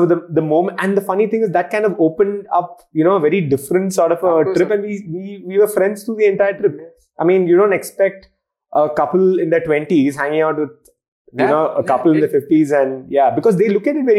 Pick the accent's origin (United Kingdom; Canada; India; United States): India; Kerala; now in Bangalore, India; We're from here, I'm from Kerala, but we stay in Bangalore.